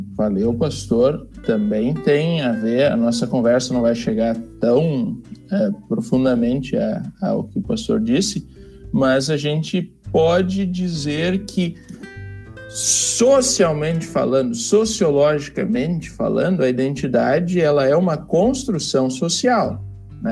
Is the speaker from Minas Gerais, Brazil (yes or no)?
no; Novo Hamburgo, Rio Grande do Sul, Brazil; eu sou natural de Novo Hamburgo, eu moro bem perto do seminário